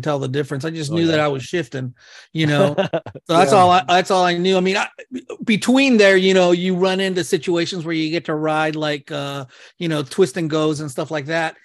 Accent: Claremont, California, United States; growing up in Claremont

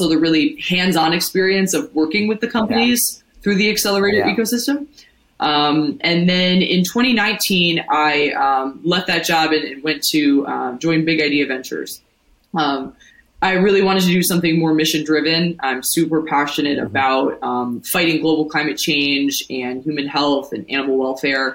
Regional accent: Ohio, United States; moved away as an adult; now in New York, United States; I'm from the Midwest. I'm from Ohio originally. I moved to New York in 2014 to go to NYU's business school

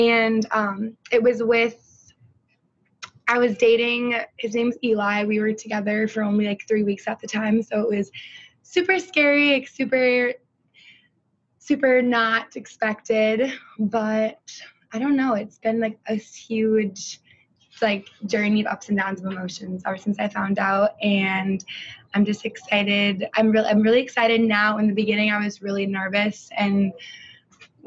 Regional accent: Stillwater, Minnesota, United States; I'm from Stillwater, and I was born and raised here.

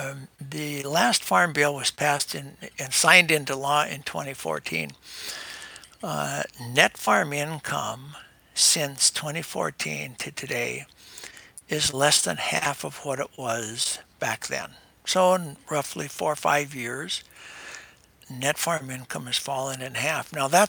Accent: North Dakota, United States; I've been a farmer all my life. I bought the land, the farm, from my father, who bought it from his father, who homesteaded it back in the early 1900s. Farmers in North Dakota.

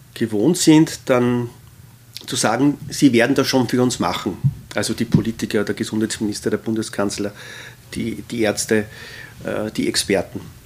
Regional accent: Austria; die wir als Österreicher vielleicht durch die lange Habsburger Zeit stärker

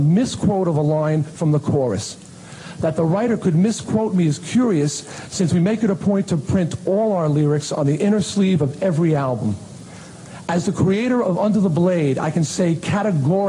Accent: Long Island, New York, United States; my hometown newspaper on Long Island

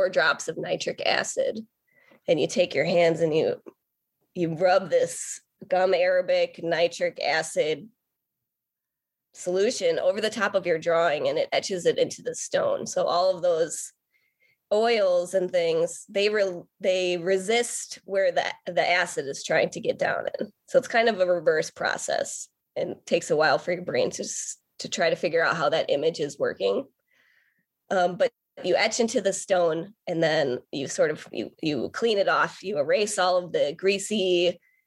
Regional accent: Port Washington, Wisconsin, United States; I grew up in Port Washington, Wisconsin

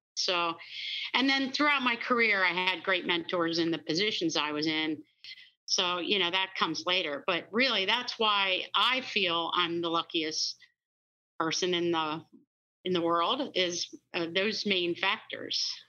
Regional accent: Pennsylvania, United States; born and raised in Pennsylvania

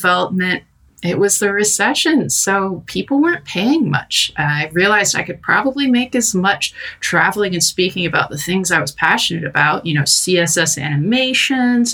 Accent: United States; moved away as an adult; now in London, United Kingdom; I'm an American wolf girl abroad

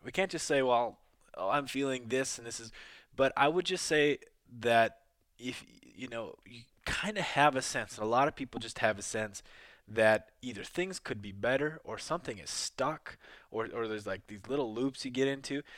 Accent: Midwest, United States; moved away; also born or lived in New York; I grew up in the Midwest in the rural areas

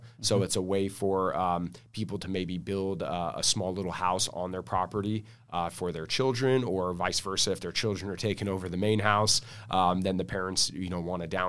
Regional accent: La Mesa, California, United States; I'm local here, born and raised in San Diego. Grew up in La Mesa, went to Helix High School, Grossmont Community College, and then SDSU

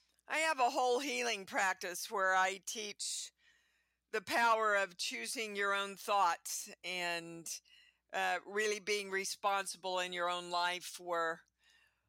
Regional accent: Kansas City, Kansas, United States; moved away as an adult; also born or lived in New York; I grew up in Kansas City, Kansas, baby. And I was there all the way up until I was about 26

